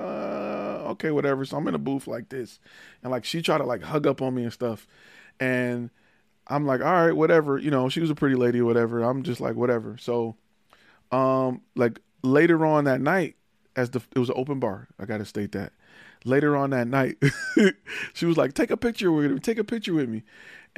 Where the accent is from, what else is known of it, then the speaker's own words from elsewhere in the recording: Detroit, Michigan, United States; moved away; also born or lived in Atlanta; I'm from Detroit